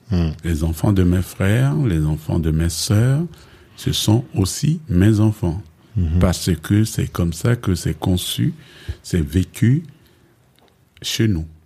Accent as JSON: {"language": "French", "town": "Dangbe", "country": "DR Congo", "tie": "born or raised there", "said": "Moi-même, je suis né au Congo."}